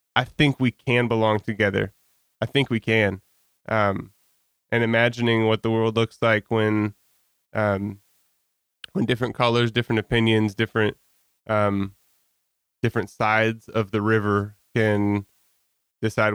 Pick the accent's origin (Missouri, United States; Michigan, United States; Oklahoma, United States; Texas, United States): Michigan, United States; Holland; also born or lived in Guatemala; I grew up in Holland, and I was kind of in the Holland Christian, um, Montello Park Christian Reformed Church bubble